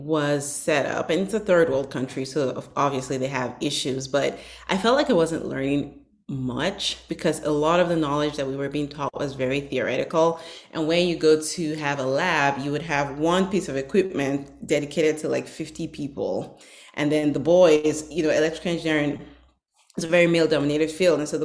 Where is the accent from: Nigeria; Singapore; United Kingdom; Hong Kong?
Nigeria; Northern Nigeria; now in United States; I grew up in northern Nigeria